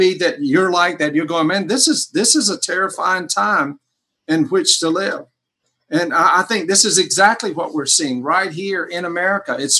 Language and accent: English; United States; I'm an American Christian.